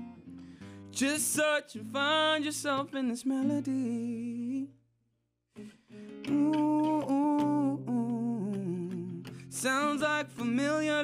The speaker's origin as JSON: {"language": "English", "country": "Uganda", "moved": "as an adult", "lives_now": "United States", "said": "I'm from Uganda, and I've been in the USA now closing up to 10 years."}